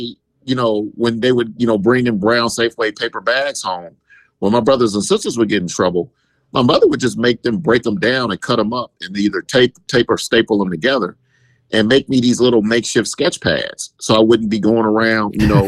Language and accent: English; Oakland, California, United States; I was born and raised in East Oakland my entire life